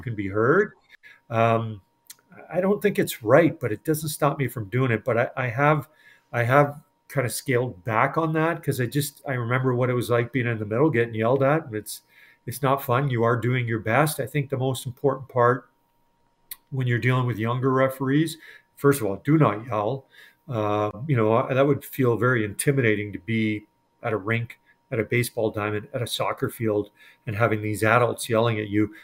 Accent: Edmonton, Alberta, Canada; I'm from Edmonton and, and grew up watching the Oilers and celebrated back then on Jasper Avenue

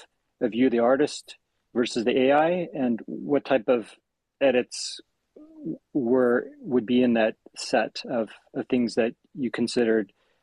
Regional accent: Western United States, United States; I grew up in West USA.

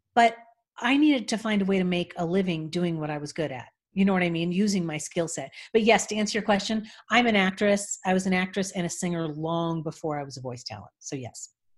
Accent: Los Angeles, California, United States; I grew up in Los Angeles, and my father was a musician.

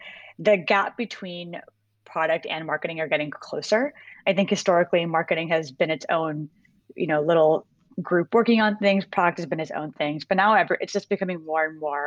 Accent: Bay Area, California, United States; moved away as an adult; grew up in the Bay Area in California. I wasn't born there, but I spent most of my life there

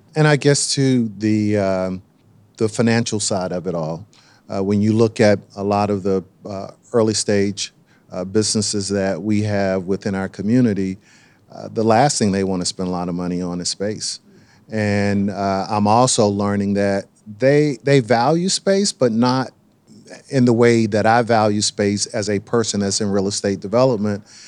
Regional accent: Durham, North Carolina, United States; being born and raised in Durham

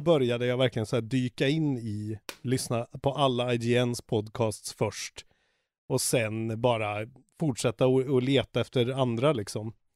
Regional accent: Karlstad, Värmland, Sweden; moved away; also born or lived in Stockholm; från Karlstad, där jag är ifrån.

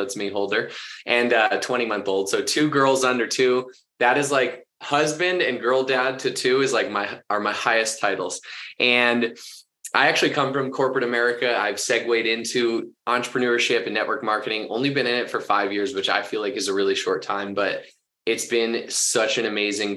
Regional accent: Boston, Massachusetts, United States; also born or lived in Orange County, California; now in Denver, United States; I grew up in Boston

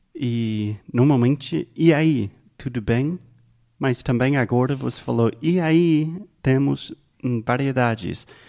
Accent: United States; Portuguese is a second language; I'm an American

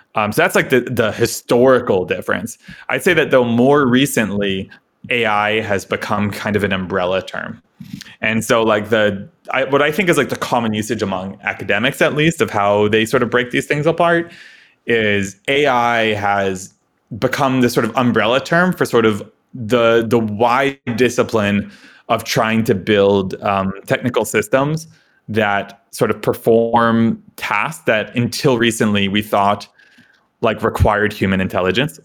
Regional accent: suburb of New York City, United States; I grew up in New York, uh, you know, kinda sleepy suburb of, uh, New York City

